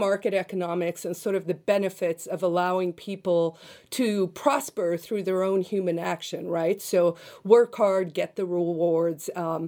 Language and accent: English; South Africa; now in United States; So I'm originally from South Africa, but I'm now a U.S. citizen. I became a citizen in 2000.